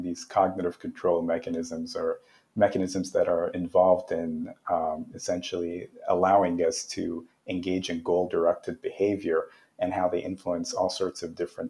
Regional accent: Canada; I'm from Canada. And as a Canadian

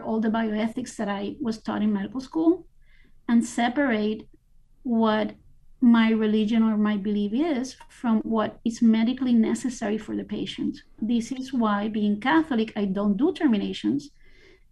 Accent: Puerto Rico; now in Miami, United States; I was born in Puerto Rico

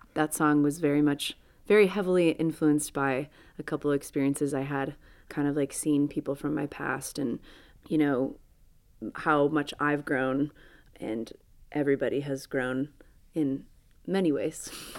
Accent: Dixon, Illinois, United States; moved away as an adult; also born or lived in Champaign-Urbana, Illinois; I grew up in Dixon, Illinois.

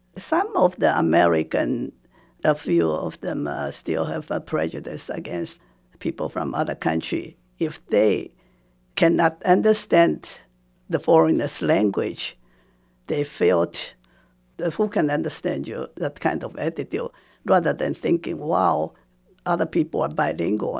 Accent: Taipei, Taiwan; first language Japanese; English is a second language; moved away as an adult; also born or lived in Bloomington, United States; now in United States; When I was growing up, Taiwan was under Japanese

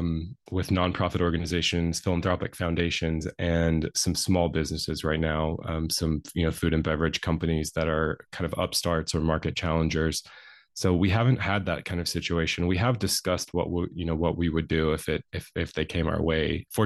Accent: Alabama, United States; accent: rural North Alabama country; I had a really, really strong rural North Alabama country accent. And North Alabama, so where I grew up is in the Tennessee Valley, but my family culturally are very Appalachian.

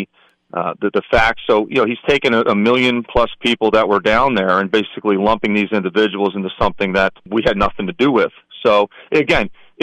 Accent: Philadelphia, Pennsylvania, United States; moved away as an adult; now in Northampton County, United States; born and raised in Philadelphia, actually Northeast Philly. Moved up to the Lehigh Valley in 2000

